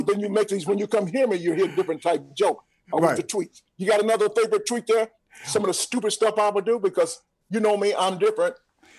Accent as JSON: {"language": "English", "town": "Atlanta", "region": "Georgia", "country": "United States", "tie": "born or raised there", "said": "Rashawn, you may not know this, but I'm born and raised in Atlanta."}